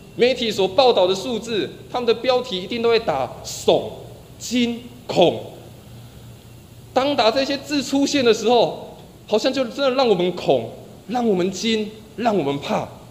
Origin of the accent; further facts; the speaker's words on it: Taiwan; 生活在台湾的我们